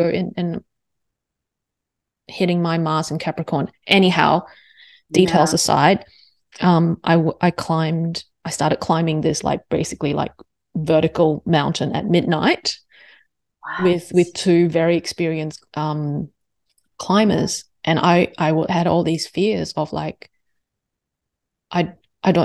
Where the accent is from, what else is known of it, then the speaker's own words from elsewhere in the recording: Singapore; I am Singaporean Chinese.